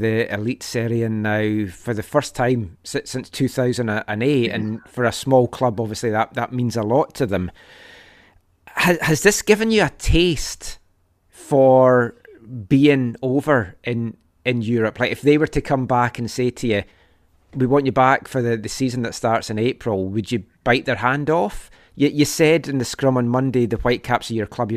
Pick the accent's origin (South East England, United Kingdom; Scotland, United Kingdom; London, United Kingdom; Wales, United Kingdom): Scotland, United Kingdom; now in Vancouver, Canada; growing up in Scotland.